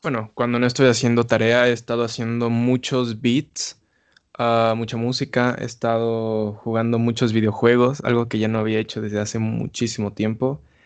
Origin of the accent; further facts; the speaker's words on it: Mexico City, Mexico; soy de la Ciudad de México